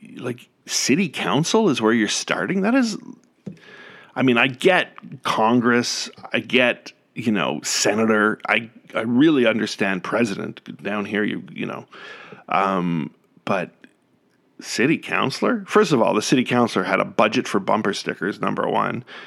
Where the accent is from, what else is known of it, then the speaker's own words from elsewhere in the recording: Canada; moved away; as a Canadian